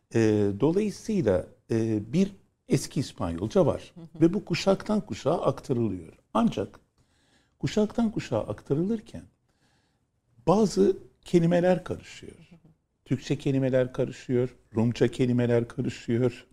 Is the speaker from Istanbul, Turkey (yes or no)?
yes; Istanbul, Turkey; memleket neresi? Dedi. İstanbul dedim